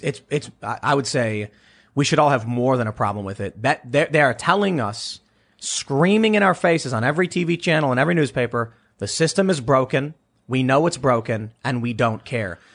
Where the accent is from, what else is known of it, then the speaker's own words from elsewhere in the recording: Chicago, Illinois, United States; somebody who grew up in Chicago